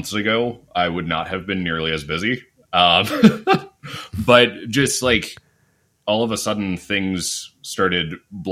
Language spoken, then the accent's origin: English; Lancaster, Pennsylvania, United States; moved away as an adult; I grew up in this really rural, very conservative area of Pennsylvania. Lancaster